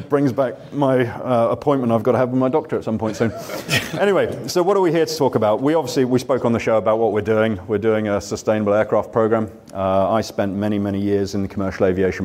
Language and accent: English; Weybridge, South East England, United Kingdom; moved away as an adult; also born or lived in San Francisco, United States; now in Duxford, United Kingdom; This is my hometown. So I'm a Weybridge lad born and bred. And so I now live, obviously, in Cambridge at Duxford.